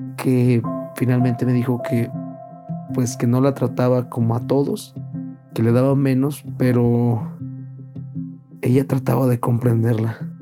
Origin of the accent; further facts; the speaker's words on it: Villa de Reyes, San Luis Potosí, Mexico; now in San Luis Potosí, Mexico; Actualmente ahorita es San Luis Potosí, pero yo soy de Villa de Reyes